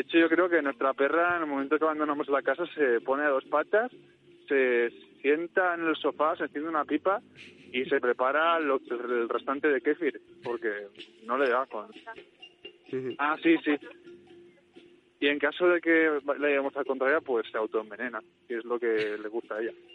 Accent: Manises, Valencian Community, Spain; un mítico cartel de mi pueblo

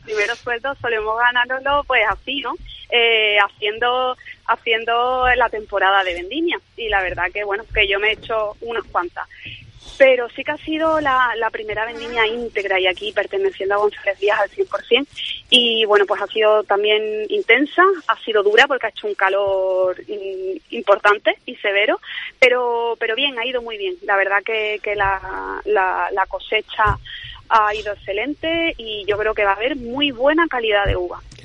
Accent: Jerez de la Frontera, Andalusia, Spain; also born or lived in Seville; nos hemos ido a Jerez, la verdad que sí, eh, mi tierra, ¿no? Porque yo nací aquí

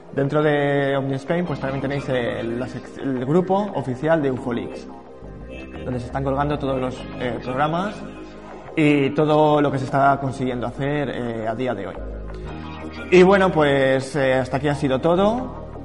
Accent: Morales de Toro, Castile and León, Spain; en mi pueblo también, que viene en el libro, eh, aquí en Morales de Toro

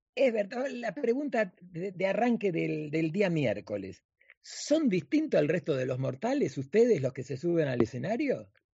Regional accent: Argentina; now in Miami, United States; nosotros los argentinos

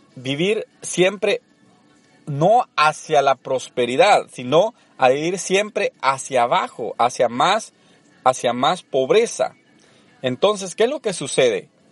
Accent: El Salvador; moved away as an adult; also born or lived in Orange, California; now in United States; Soy originario de El Salvador, tengo viviendo en Estados Unidos más de una década

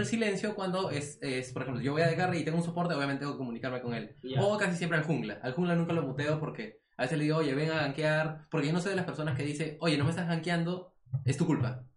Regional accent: Peru

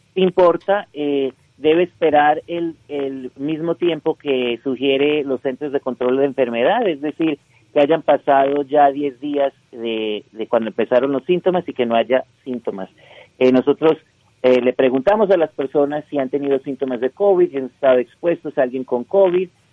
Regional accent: Utah, United States; also born or lived in Colombia; crecí aquí en Utah, soy de origen colombiano

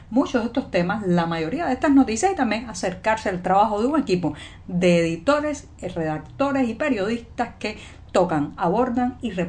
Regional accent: Cuba; Y yo, yo soy … cubana, periodista ciudadana y bueno, amanecido hoy en La Habana, nublado, muy húmedo, está lloviendo bastante aquí en la capital cubana

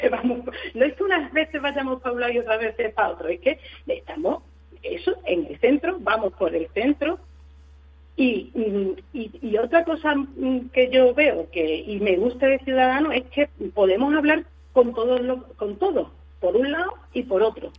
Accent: Aracena, Andalusia, Spain; en Aracena, en el sitio donde, pues, donde yo he vivido y donde yo me he desarrollado

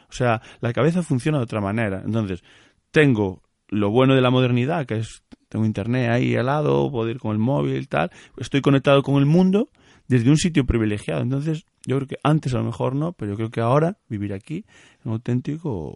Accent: Galicia, Spain

